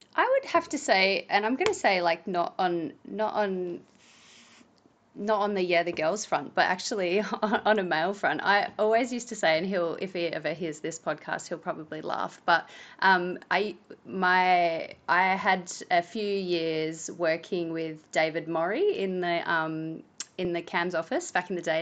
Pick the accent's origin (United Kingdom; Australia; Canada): Australia; Tailem Bend, South Australia; I'm from Tailem Bend, and I grew up there, and my parents still live there